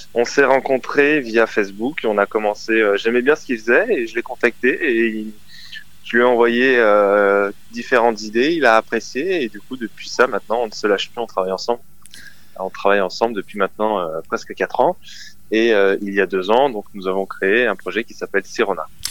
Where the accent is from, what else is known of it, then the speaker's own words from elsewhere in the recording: near Avignon, Provence-Alpes-Côte d'Azur, France; Je suis du sud de la France, euh, à côté d'Avignon